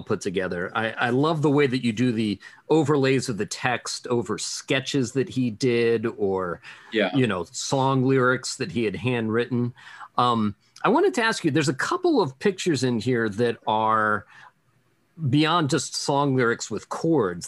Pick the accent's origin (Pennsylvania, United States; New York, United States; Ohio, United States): Pennsylvania, United States; Pittsburgh; We're all from Pittsburgh, so we all know that school.